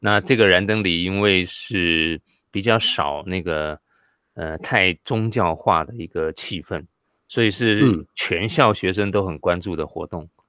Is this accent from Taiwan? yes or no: yes; Tainan, Taiwan; moved away as an adult; also born or lived in Taipei; now in Kaohsiung, Taiwan; 超过了我在我的故乡台南待的时间